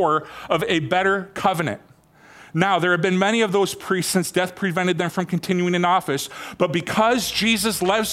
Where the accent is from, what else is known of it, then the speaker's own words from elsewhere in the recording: Michigan, United States; moved away; I've been coming back and forth from Michigan quite a bit. And I've been in my hometown quite a bit, helping my dad out